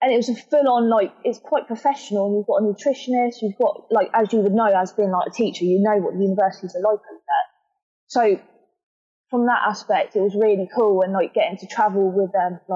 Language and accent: English; Portsmouth, South East England, United Kingdom; moved away; I was born in Portsmouth